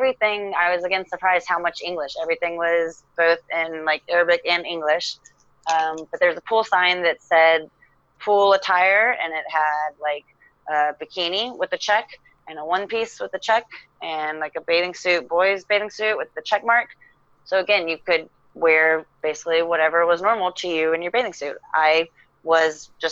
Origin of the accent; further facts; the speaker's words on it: United States; I'm American